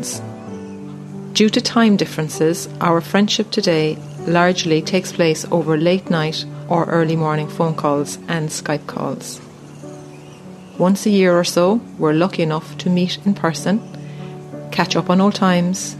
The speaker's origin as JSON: {"language": "English", "town": "Youghal", "region": "Munster", "country": "Ireland", "also_born_or_lived": "Sydney, Australia", "said": "I'm from Youghal in East Cork"}